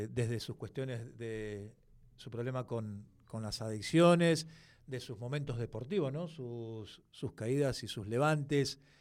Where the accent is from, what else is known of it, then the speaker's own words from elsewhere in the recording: La Plata, Buenos Aires Province, Argentina; soy de la ciudad de La Plata.